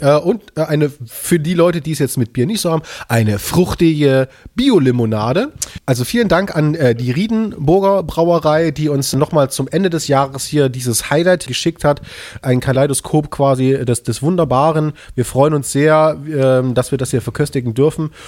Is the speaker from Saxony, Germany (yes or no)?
yes; Leipzig, Saxony, Germany; als Leipziger